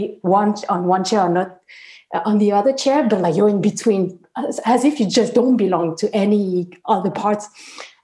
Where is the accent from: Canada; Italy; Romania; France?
France; I'm French. I was born here and I studied here.